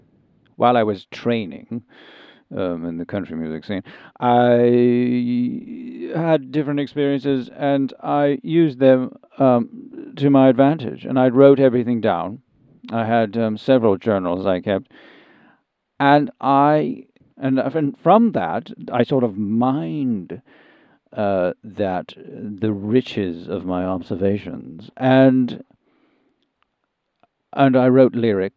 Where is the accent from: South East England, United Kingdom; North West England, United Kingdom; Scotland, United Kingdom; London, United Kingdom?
South East England, United Kingdom; now in United States; I'm from Sussex.